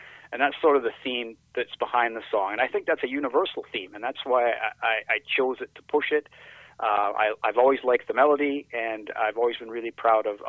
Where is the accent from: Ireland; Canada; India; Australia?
Canada; growing up in Canada